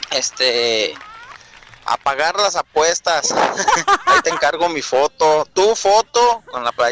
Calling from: Zacapu, Michoacán, Mexico; Desde Zacapo, Michoac

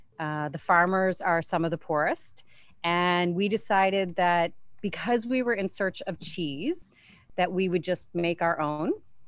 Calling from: Luang Prabang, Luang Prabang Province, Laos; I'm calling in from Luang Prabang, Lao, which is in Southeast Asia.

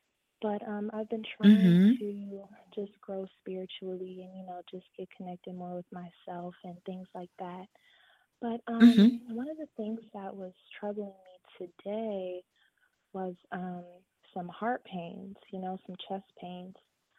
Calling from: Dallastown, Pennsylvania, United States; I'm calling from Pennsylvania.

